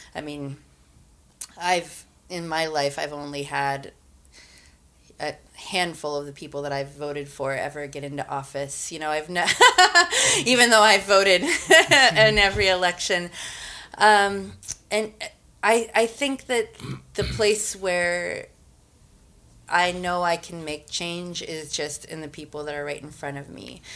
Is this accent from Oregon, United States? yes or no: no; Missoula, Montana, United States; also born or lived in Albuquerque, New Mexico; I grew up in Missoula, Schaefer's Market on the north side